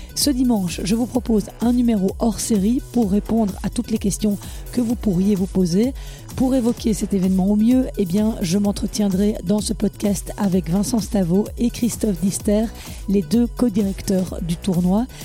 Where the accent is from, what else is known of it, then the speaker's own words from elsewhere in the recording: Walloon Brabant, Wallonia, Belgium; chez nous, en Wallonie, dans une province, le Brabant Wallon